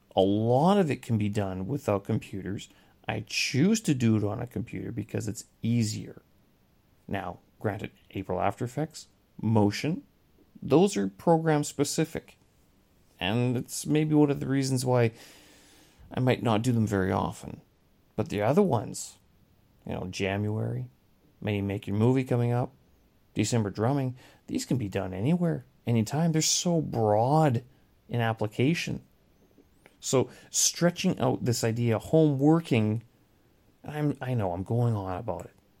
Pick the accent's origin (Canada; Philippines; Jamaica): Canada; moved away as an adult; now in Beijing, China; I was, I am Canadian, but, uh, I haven't really been living in Canada for quite some time.